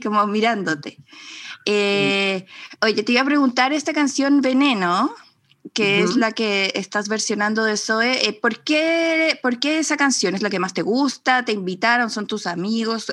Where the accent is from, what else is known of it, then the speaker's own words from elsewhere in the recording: Mexico; now in Chile; yo crecí en México y ah. luego eh, me vine a Chile